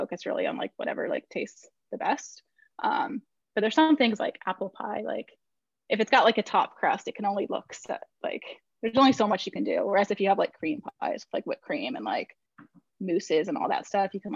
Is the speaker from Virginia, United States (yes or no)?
yes; Northern Virginia, United States; now in Brooklyn, United States; I live in Brooklyn, but I grew up in Northern Virginia, like just outside of Washington, D.C.